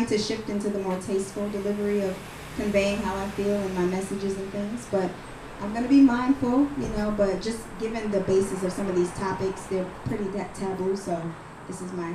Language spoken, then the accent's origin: English; New York City, New York, United States; also born or lived in Harlem; So I'm originally from the Bronx, New York, but a lot of my cultural influence is from Harlem